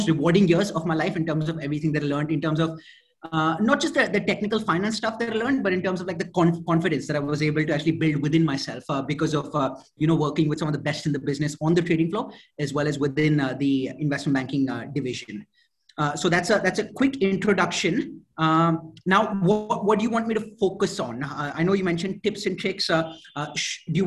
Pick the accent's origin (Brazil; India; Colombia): India; moved away as an adult; also born or lived in Atlanta, United States / New York, United States; originally from India, born and brought up in India